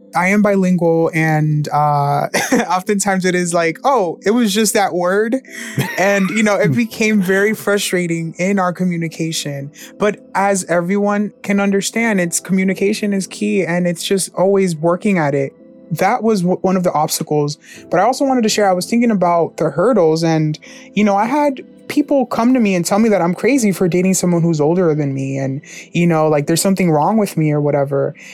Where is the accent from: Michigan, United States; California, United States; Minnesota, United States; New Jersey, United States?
New Jersey, United States; My hometown is New Jersey